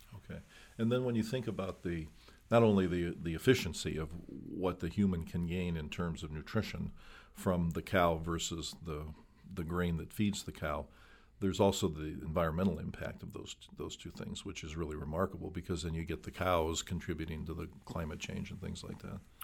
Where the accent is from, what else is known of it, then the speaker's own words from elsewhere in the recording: Midwest, United States; I grew up in the Midwest